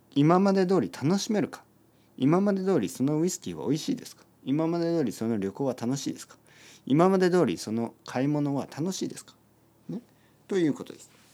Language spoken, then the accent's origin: Japanese; Japan; 僕は田舎出身ですね。田舎出身で、えー、田んぼとか畑に囲まれて育ちました